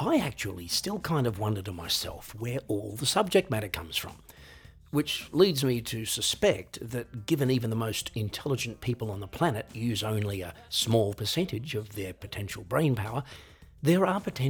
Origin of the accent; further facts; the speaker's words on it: Australia; moved away as an adult; now in Europe; growing up in Australia